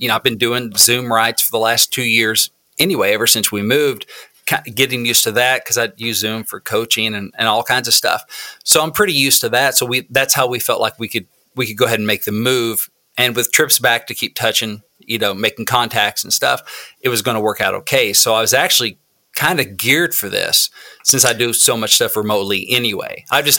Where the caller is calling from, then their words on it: Southwest Missouri, United States; also born or lived in Nashville, Tennessee; I am actually calling from Southwest Missouri. I split time between here and Nashville. And thanks to COVID, it's been a while since I've been back to Nashville. So I am in Southwest Missouri.